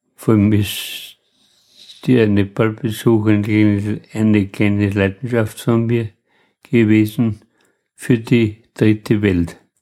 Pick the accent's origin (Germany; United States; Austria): Austria; Lunz am See, Lower Austria; ich bin ja gebürtiger Lunzer